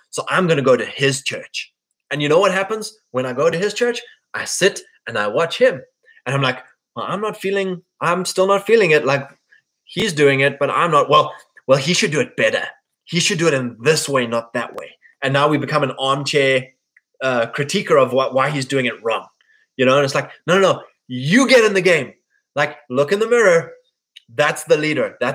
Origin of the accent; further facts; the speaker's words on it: KwaZulu-Natal, South Africa; You know, me, I grew up in the Drakensberg Mountains yes, it's beautiful